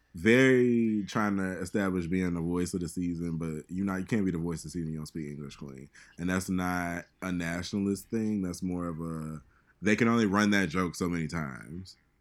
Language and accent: English; Chicago, Illinois, United States; moved away; I'm from Chicago